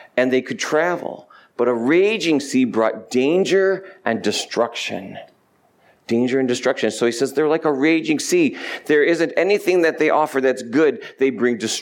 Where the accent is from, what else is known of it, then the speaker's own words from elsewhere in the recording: New York, United States; moved away; I'm from New York